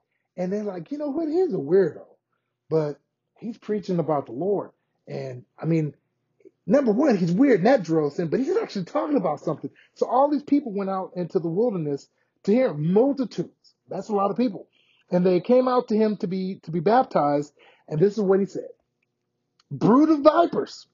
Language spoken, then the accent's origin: English; United States; we as Americans